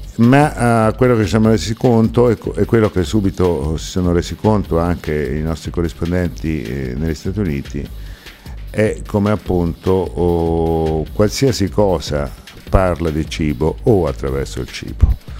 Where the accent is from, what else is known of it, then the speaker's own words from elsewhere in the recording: Italy; per noi che veniamo dall'Italia